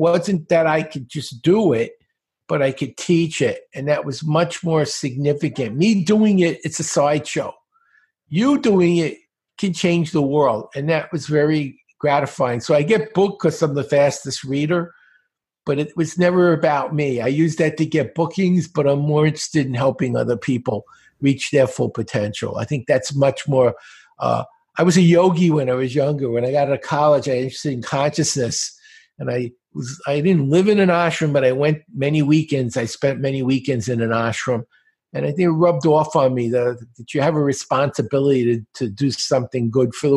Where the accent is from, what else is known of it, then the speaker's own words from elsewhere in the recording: New York City, New York, United States; I grew up in Brooklyn, in a very bad part of Brooklyn